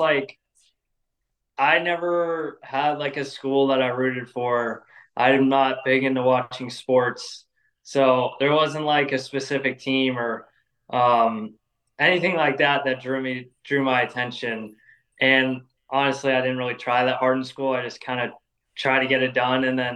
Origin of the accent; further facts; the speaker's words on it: North Carolina, United States; also born or lived in Los Angeles, California; once we moved to North Carolina in 2011